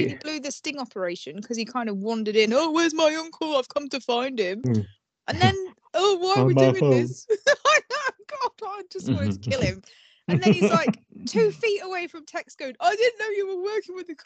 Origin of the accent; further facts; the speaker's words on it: United Kingdom; We like a whinge. We're British. That's what we